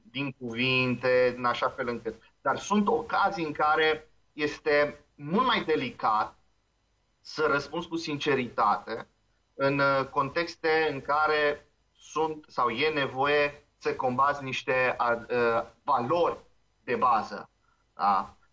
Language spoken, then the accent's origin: Romanian; Transylvania, Romania; now in Moldavia, Romania; Eu am venit din Ardeal în Moldova.